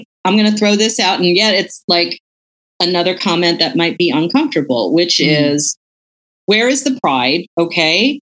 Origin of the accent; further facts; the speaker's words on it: United States; also born or lived in Philippines; I'm Filipino American, right? I'm a generation 1.5. Mm-hmm. I came over when I was a baby. I'm one of those people that, you know, my parents never spoke Tagalog to me